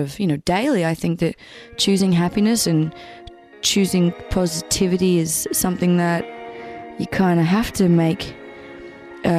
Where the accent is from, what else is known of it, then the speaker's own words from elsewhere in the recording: Brisbane, Queensland, Australia; also born or lived in Papua New Guinea; I am from Brisbane